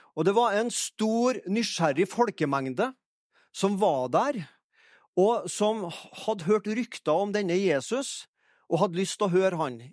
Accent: Fannrem, Trøndelag, Norway; moved away as an adult; now in Egersund, Norway; er jeg fra Fannrem, da, i Orkdalen

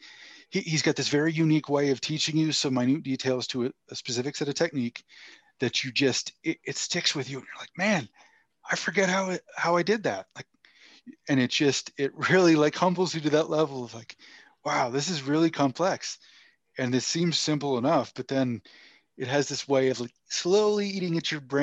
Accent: Northern Maine, United States; also born or lived in Portland, Maine; I'm from Northern Maine originally. I went to high school in Southern Maine

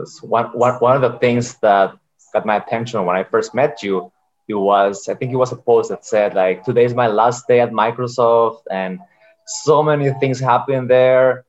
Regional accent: Costa Rica; I am from Costa Rica

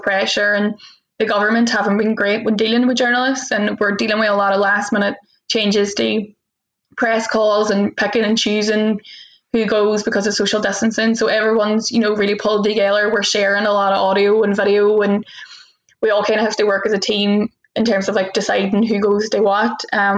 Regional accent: the north of England, United Kingdom; that is kind of par for the course as a Northerner, I find.

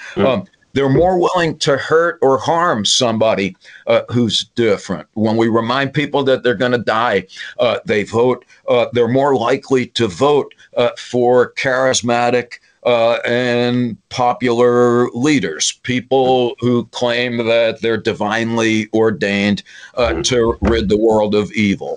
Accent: New York, United States; I'm from New York

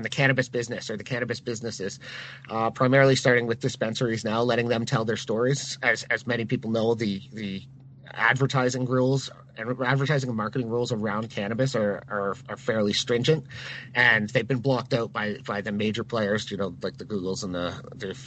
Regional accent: Barrie, Ontario, Canada; moved away; also born or lived in Huntsville, Ontario; I grew up in Barrie.

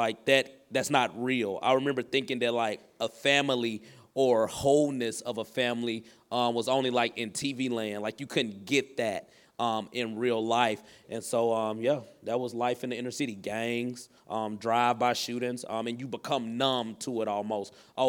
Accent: the South, United States; And so I think like the area I grew up in is in the South. And so we're in the Bible Belt.

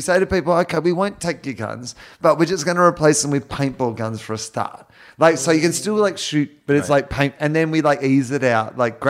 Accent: Australia; as an Australian

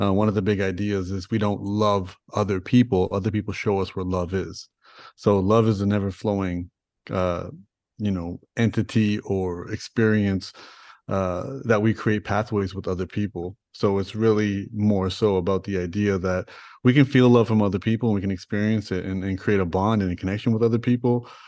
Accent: Toronto, Ontario, Canada; I grew up in Toronto, I grew up in Rexdale

